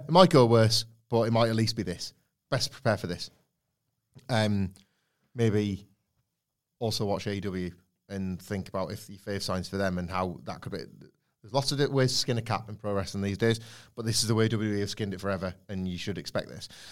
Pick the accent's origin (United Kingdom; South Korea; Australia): United Kingdom; Redditch, West Midlands; Redditch, where I was born.